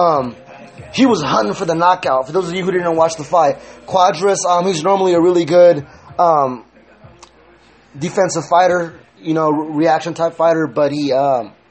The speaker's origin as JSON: {"language": "English", "region": "California", "country": "United States", "said": "I'm from Cali"}